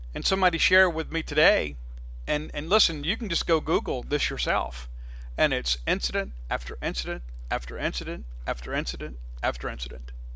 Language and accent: English; Mississippi, United States; a guy that was born and raised in Mississippi, that lives in Mississippi, that loves Mississippi